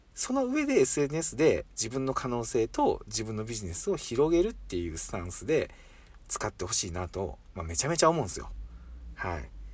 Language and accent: Japanese; Hiroshima, Japan; accent: Hiroshima dialect; 今広島弁が出ましたけど